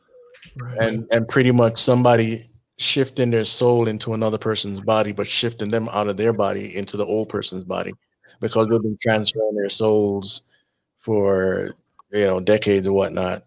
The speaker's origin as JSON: {"language": "English", "town": "Miami", "region": "Florida", "country": "United States", "said": "I'm from Miami, so, or, you know."}